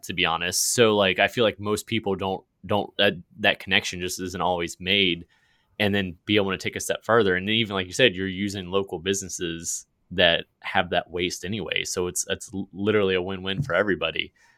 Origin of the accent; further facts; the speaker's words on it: Virginia, United States; moved away; my home state. I'm not there anymore